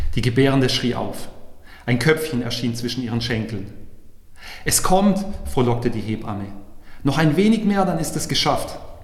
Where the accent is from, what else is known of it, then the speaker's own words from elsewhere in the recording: Heilbronn, Baden-Württemberg, Germany; also born or lived in Weinsberg / Karlsruhe; als gebürtiger Heilbronner